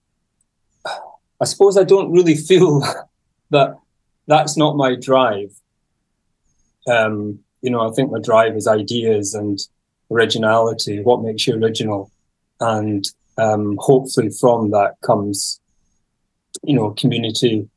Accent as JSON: {"language": "English", "area": "Isle of Mull", "region": "Scotland", "country": "United Kingdom", "said": "I come from the Isle of Mull and the Hebrides. So it's just, that's a kind of a group of islands on the west coast of Scotland in the Atlantic."}